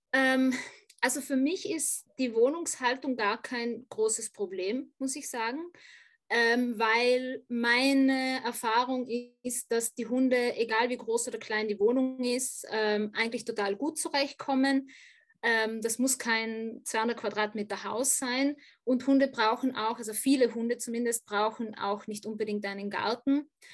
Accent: South Tyrol, Trentino-Alto Adige, Italy; now in Vienna, Austria; also ich komme ursprünglich ja aus Südtirol, auch vom Land

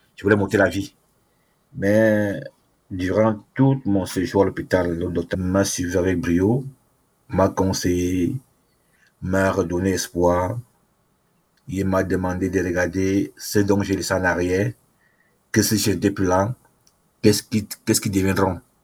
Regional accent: Cameroon; moved away as an adult; now in Canada; je suis d'abord africain, camerounais, et je suis au Canada, je suis demandeur d'asile

